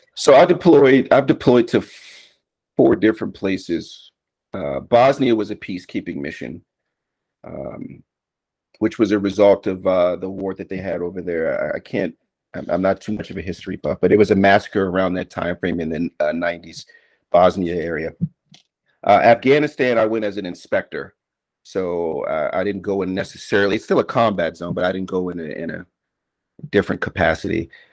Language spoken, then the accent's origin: English; Washington, District of Columbia, United States; moved away as an adult; I was born and raised in the nation's capital of, of Washington, D.C. in 1981